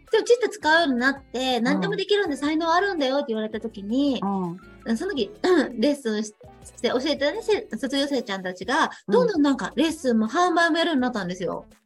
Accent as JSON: {"language": "Japanese", "region": "Shiga", "country": "Japan", "said": "そしたらね、その手帳が私の出身地と同じだったんですよ。"}